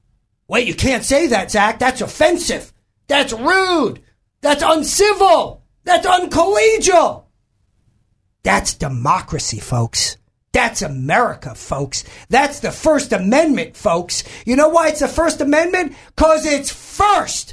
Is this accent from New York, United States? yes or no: yes; New York, United States; moved away as an adult; now in Arkansas, United States; I'm from New York originally, long time ago